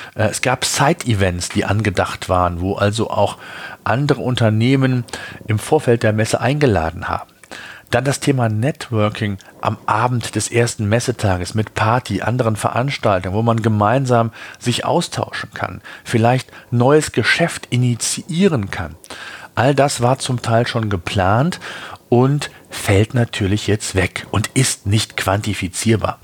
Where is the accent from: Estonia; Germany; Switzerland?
Germany; Bei uns in Deutschland